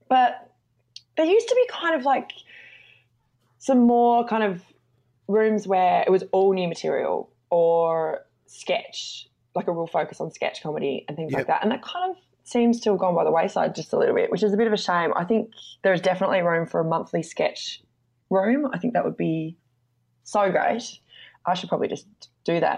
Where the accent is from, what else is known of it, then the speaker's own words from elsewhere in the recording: Devonport, Tasmania, Australia; I grew up in Devonport, Tasmania